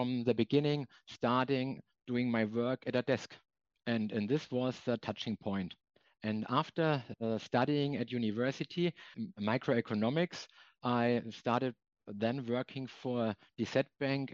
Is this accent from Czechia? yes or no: no; Germany; German treasurers have a career in banking where they started. And the same applies for me.